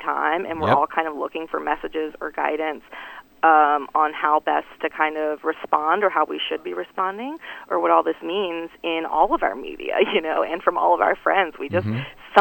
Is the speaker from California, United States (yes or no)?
no; North Carolina, United States; now in Washington, D.C., United States; I'm from North Carolina and still, you know, have a lot of connections